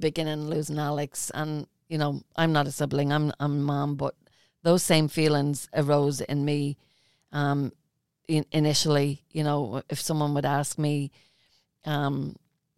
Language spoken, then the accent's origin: English; Ireland; I'm Irish